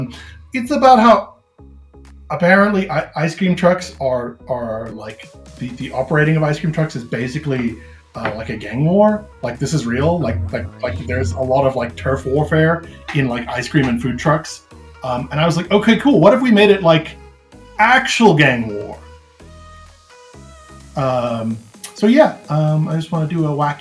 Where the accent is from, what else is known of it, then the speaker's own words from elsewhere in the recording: South Africa; I'm a South African freelance illustrator.